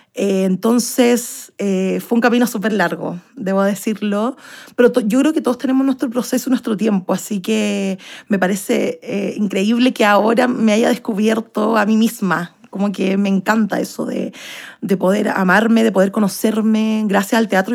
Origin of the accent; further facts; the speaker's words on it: Santiago, Santiago Metropolitan Region, Chile; Soy de Santiago de Chile y tengo 28 años